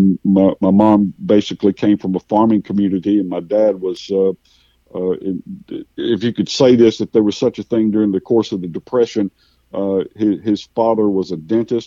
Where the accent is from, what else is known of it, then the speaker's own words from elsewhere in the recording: Cordele, Georgia, United States; I was raised. I have three older brothers, and we were raised in the Southern Baptist Church, in predominantly in Middle Georgia, in a little town called Cordele, a watermelon capital of the world.